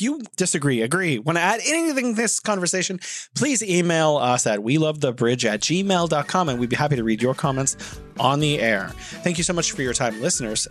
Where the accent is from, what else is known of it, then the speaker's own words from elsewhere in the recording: San Francisco, California, United States; moved away as an adult; also born or lived in Wuhan; now in China; I'm from San Francisco.